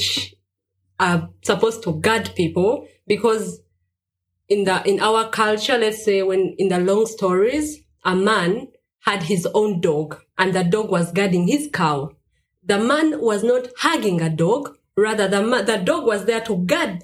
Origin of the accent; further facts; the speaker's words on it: Uganda; now in Stuttgart, Germany; I come from Uganda, and currently I'm living in Stuttgart, Zillenbuch.